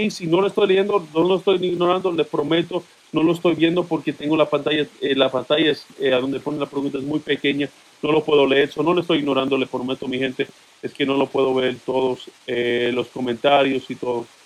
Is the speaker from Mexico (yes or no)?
no; Dominican Republic; now in United States; Entré por la frontera, soy dominicano.